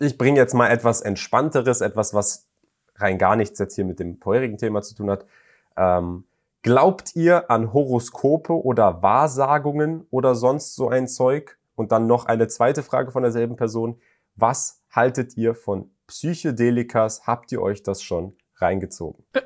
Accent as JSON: {"language": "German", "country": "Germany", "tie": "born or raised there", "said": "jemand, der nicht mal deutsche Wurzeln hat, sondern in Deutschland geboren ist"}